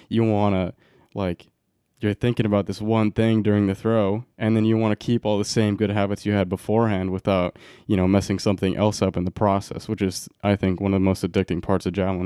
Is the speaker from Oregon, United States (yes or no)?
yes; Roseburg, Oregon, United States; I grew up in Roseburg, Oregon.